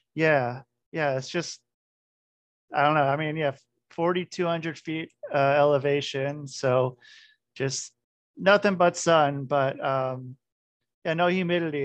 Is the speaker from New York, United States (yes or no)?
no; New Fairfield, Connecticut, United States; moved away; also born or lived in Oregon; I grew up in New Fairfield